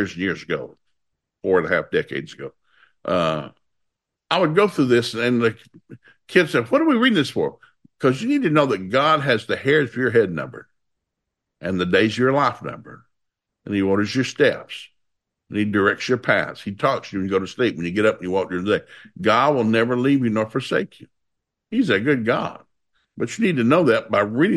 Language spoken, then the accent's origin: English; the South, United States; I grew up in the South